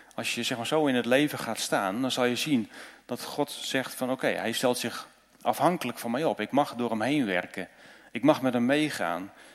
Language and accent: Dutch; Netherlands